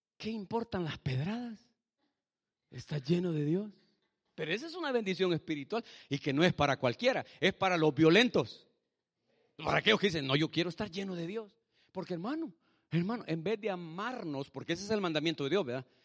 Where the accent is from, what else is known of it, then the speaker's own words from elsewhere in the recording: El Salvador; moved away; Yo soy de Salvador como su pastor, pero mi esposa es mexicana